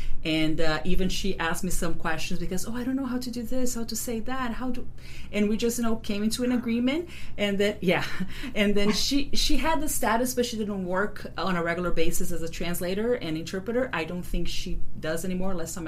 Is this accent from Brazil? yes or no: yes; Brazil; because I am from Brazil